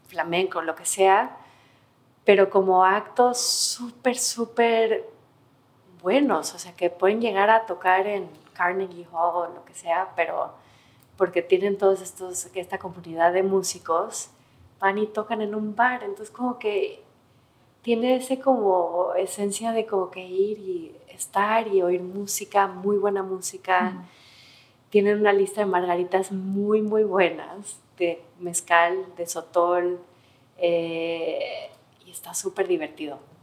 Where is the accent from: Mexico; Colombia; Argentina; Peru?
Mexico; moved away as an adult; now in New York, United States; ahí nací, ahí crecí